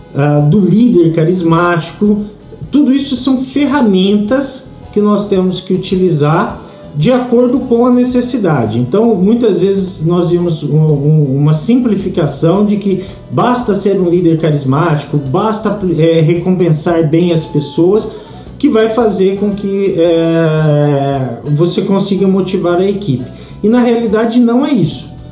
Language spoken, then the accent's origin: Portuguese; Brazil; nós brasileiros